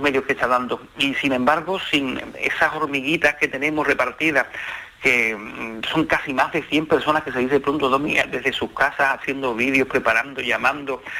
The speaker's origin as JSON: {"language": "Spanish", "town": "San Fernando", "region": "Andalusia", "country": "Spain", "said": "mi tierra"}